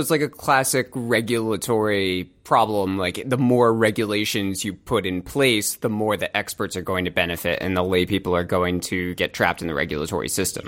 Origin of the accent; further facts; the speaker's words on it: United States; as an American